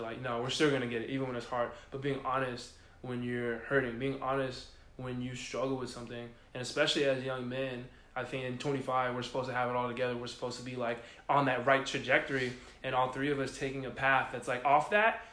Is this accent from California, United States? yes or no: yes; San Diego, California, United States; moved away as an adult; also born or lived in Houston, Texas; I'm from San Diego, California. Uh, born and raised